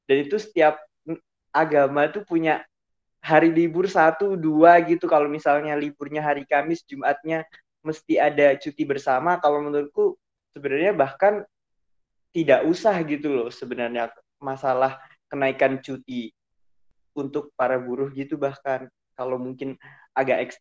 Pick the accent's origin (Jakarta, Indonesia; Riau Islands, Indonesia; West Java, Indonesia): Riau Islands, Indonesia; Batam; Jadinya itu aku dulu pas kecil tuh di Batam. Jadi setiap 1 Mei itu pasti ada demo, demonya itu benar-benar besar-besaran gitu.